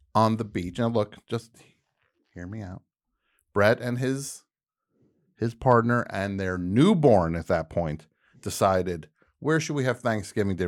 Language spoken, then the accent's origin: English; New Jersey, United States; moved away; also born or lived in New York; That's the New Jersey speaking